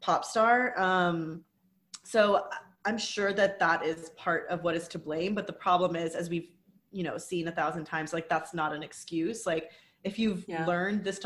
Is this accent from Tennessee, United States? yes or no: no; Houston, Texas, United States; We're in my hometown of Houston, Texas